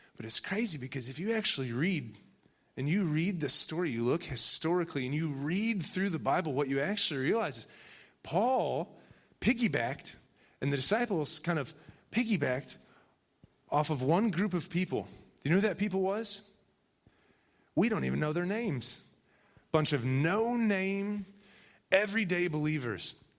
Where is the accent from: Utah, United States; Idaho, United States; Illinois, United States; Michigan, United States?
Michigan, United States; Benton Harbor; moved away; also born or lived in Chicago; I'm really from Michigan